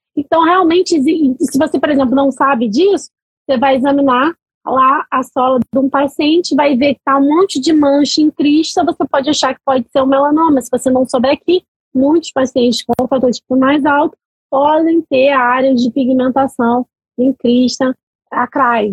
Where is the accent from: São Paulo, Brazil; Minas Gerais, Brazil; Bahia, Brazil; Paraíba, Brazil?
Bahia, Brazil; Salvador; moved away; eu sou baiana, né? Sou de Salvador